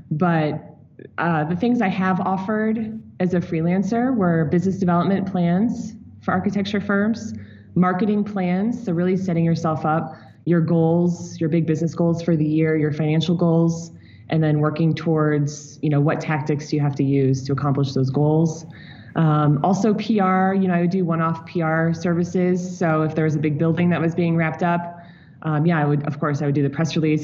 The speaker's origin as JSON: {"language": "English", "town": "St. Louis", "region": "Missouri", "country": "United States", "tie": "born or raised there", "also_born_or_lived": "New York City / Chicago / Hawaii", "moved": "as an adult", "said": "I grew up in St. Louis."}